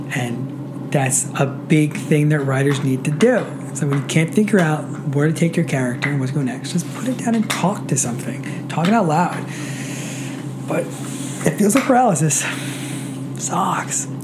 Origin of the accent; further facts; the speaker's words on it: Roslyn, New York, United States; also born or lived in Queens, New York; I was born in Queens, but I moved to Roslyn when I was five, and then stayed in Nassau County from then.